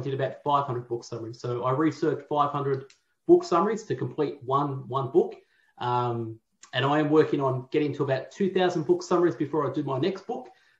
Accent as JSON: {"language": "English", "town": "Melbourne", "region": "Victoria", "country": "Australia", "tie": "born or raised there", "said": "born and raised in Tullamarine, right near the airport"}